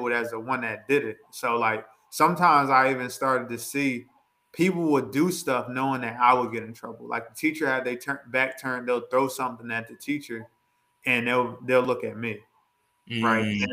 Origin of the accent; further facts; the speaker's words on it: Coatesville, Pennsylvania, United States; moving to the town that I moved to and what I consider my hometown, Coatesville, Pennsylvania